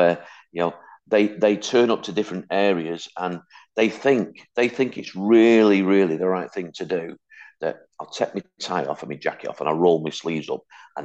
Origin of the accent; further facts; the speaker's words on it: Hattersley, North West England, United Kingdom; also born or lived in Wythenshawe; I was born in Withenshaw, brought up on a council estate called Hattersley